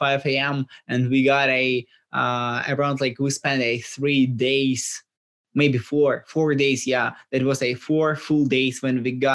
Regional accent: Ukraine; we are from Ukraine

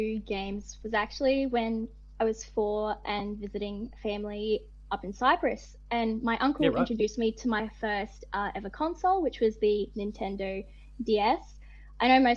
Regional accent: Northern Territory, Australia; moved away; I grew up in the Northern Territory

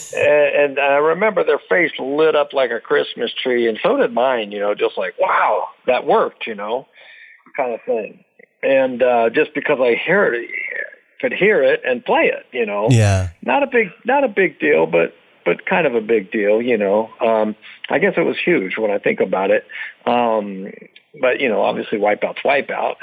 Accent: Dublin, California, United States; also born or lived in Lodi, California; I was born in Lodi and I lived in Dublin, California, which was probably an hour from Lodi, which is the Bay Area and Northern California

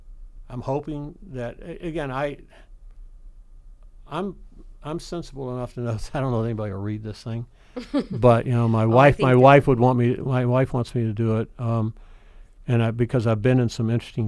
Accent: Daphne, Alabama, United States; moved away; Growing up in Lower Alabama in the middle of nowhere during a very different time of segregation in Alabama

